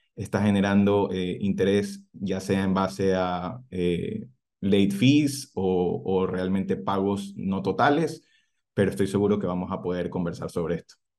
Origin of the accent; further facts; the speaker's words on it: Ecuador; moved away as an adult; also born or lived in Cairns, Australia; now in Adelaide, Australia; las oficinas de Ecuador, de donde soy